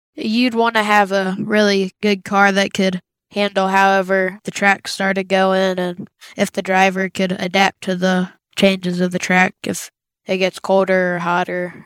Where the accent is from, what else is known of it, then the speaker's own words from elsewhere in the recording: Green Bay, Virginia, United States; I'm from Green Bay, Virginia